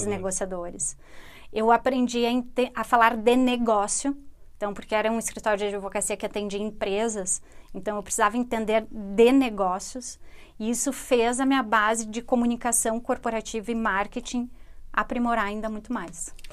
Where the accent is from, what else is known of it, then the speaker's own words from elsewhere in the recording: Rio Grande do Sul, Brazil; accent: rio-grandense; deveria identificar o sotaque rio-grandense